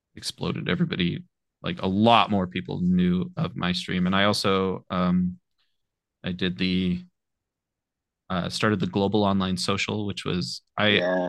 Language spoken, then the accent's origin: English; Apple Valley, California, United States; also born or lived in Murray, Utah; raised in Apple Valley, California, which is uh, near Victorville